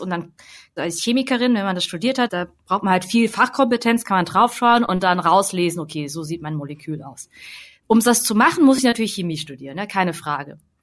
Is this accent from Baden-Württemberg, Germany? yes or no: yes; Hemsbach, Baden-Württemberg, Germany; die vierte Ecke ist Hemsbach oder so, wo ich halt zur Schule gegangen bin